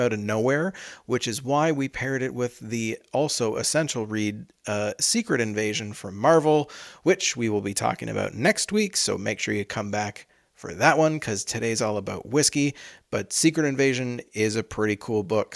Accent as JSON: {"language": "English", "country": "Canada", "said": "we're Canadian"}